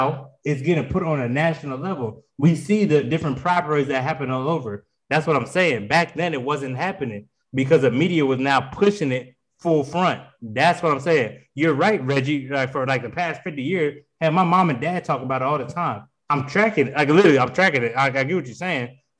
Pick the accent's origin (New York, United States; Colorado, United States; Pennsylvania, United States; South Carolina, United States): Pennsylvania, United States; Harrisburg; moved away; also born or lived in Charlotte, North Carolina; I grew up in Pennsylvania for the majority of my life. I only lived in North Carolina for like 7-8 years.